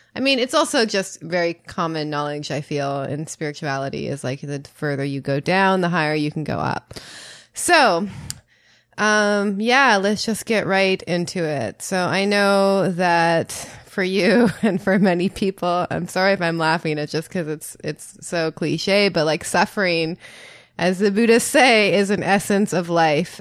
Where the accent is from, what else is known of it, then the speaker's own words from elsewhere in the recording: Canada; I'm from Canada